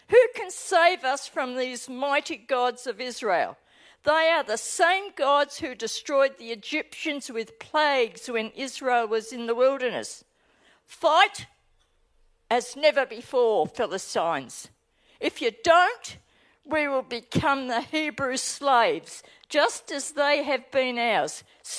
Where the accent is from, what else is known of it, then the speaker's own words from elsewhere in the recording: Australia; accent: Australian; now in New Zealand; as I speak, you'll recognise my accent as being totally Aussie. I live in New Zealand, but as soon as I land back on Tullamarine, I slip back into my Aussie language.